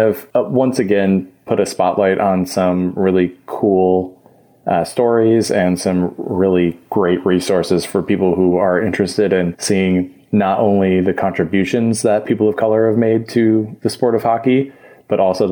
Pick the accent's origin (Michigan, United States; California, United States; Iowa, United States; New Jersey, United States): Michigan, United States; I grew up in Michigan